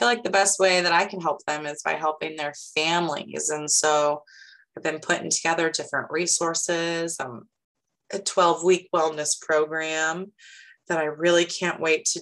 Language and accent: English; Lincoln, Illinois, United States; now in Sullivan, United States; My hometown is Lincoln, Illinois. But I now live in Sullivan, Illinois.